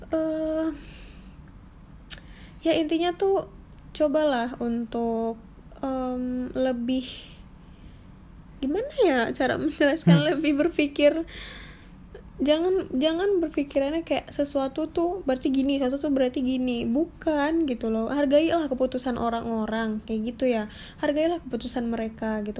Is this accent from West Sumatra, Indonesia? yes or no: yes; West Sumatra, Indonesia; di tempat aku berasal tuh kalau dari Sumatera Barat tuh apalagi untuk perempuan itu wajib untuk resepsi